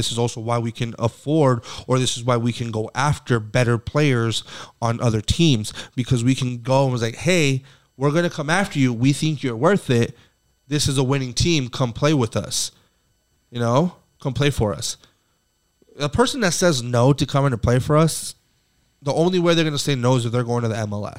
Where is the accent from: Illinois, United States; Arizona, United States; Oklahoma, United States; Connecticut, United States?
Arizona, United States; Phoenix; I was born here in Phoenix, which I am, but, you know, being born here, being from here